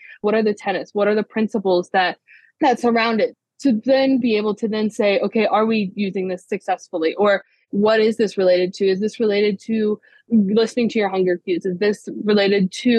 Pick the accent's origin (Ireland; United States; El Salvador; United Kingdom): United States; Ohio; I grew up in Ohio, born and raised